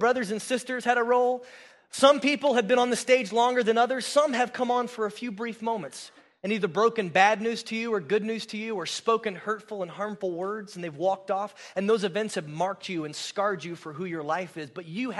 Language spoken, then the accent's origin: English; Florida, United States; moved away; also born or lived in New Jersey; I lived in Florida. I grew up in Florida. My dad was a pastor in a sleepy little beach town of 8,000 people. We lived across the street from the beach for 13 years.